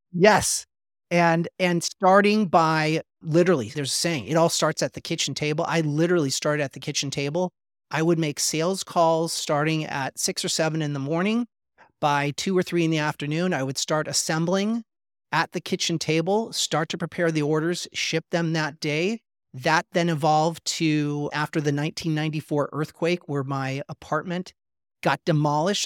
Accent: Los Angeles, California, United States; growing up in Los Angeles

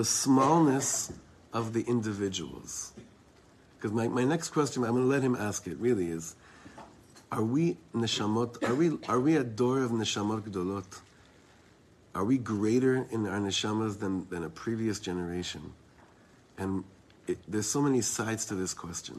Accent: Israel; I'm from Eretz Yisrael.

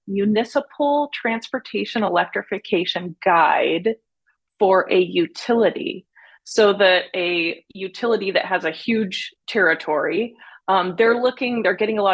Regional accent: San Diego, California, United States; also born or lived in New York / Germany; Actually born in New York, but raised in San Diego. My dad was in the Air Force. We moved to Germany, but then back to San Diego.

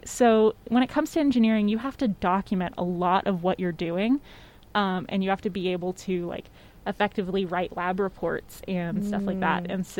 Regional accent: Waco, Texas, United States; because I'm from Waco

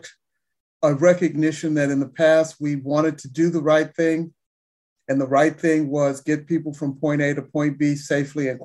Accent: Detroit, Michigan, United States; I grew up in Detroit, and my godparents lived near one of the new freeway construction routes

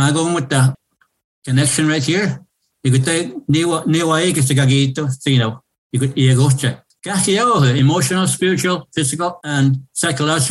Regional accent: Lac La Ronge Indian Band, northern Saskatchewan, Canada; moved away as an adult; now in Regina, Canada; from Lac La Ronge Indian Band in northern Saskatchewan. In my area, we speak the TH dialect of Cree.

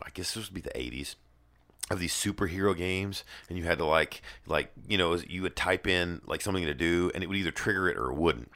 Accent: the South, United States; I'm from the South.

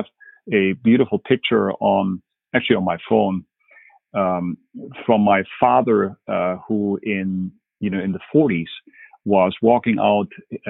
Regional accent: Quito, Pichincha, Ecuador; English is a second language; also born or lived in Berlin, Germany; So I'm originally from Germany. I was born in Berlin and then brought up in Ecuador in Quito.

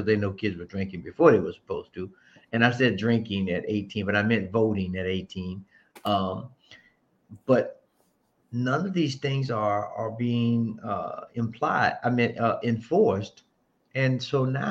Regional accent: Florida, United States; I'm from the South, so I grew up with guns early.

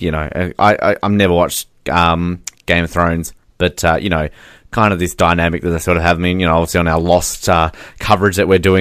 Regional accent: Australia; as an Australian

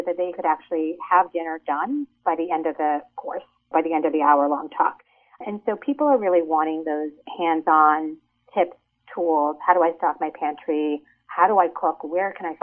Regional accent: United States; my parents were immigrants. They came from India. And so even though I was raised in America

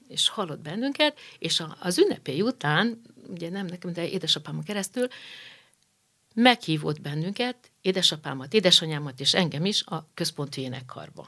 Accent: Budapest, Hungary; Budafokra néhány év múlva kerültünk uh-huh. ki, mikor én már kisiskolás uh-huh. lettem

